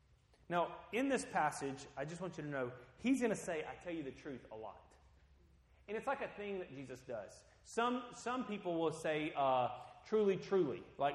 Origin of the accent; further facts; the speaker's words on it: Guatemala; When I grew up and lived in Guatemala for part of my life, you know, they had corn tortillas with every meal.